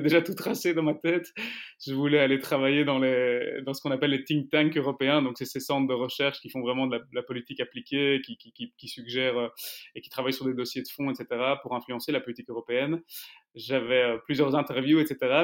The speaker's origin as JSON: {"language": "French", "town": "Brussels", "region": "Brussels-Capital Region", "country": "Belgium", "said": "je suis donc bruxellois, d'origine arménienne, avec un papa plutôt flamand"}